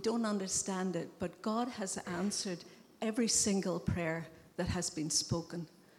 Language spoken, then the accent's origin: English; Ireland; moved away; I'm Irish.